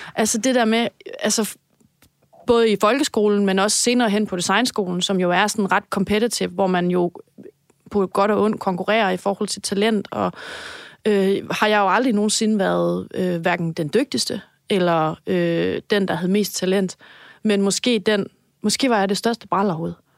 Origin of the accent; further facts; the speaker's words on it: Denmark; jeg er jyde